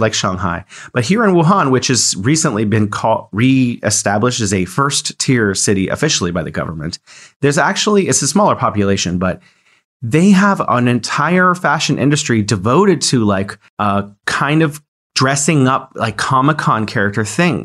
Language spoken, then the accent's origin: English; United States; as an American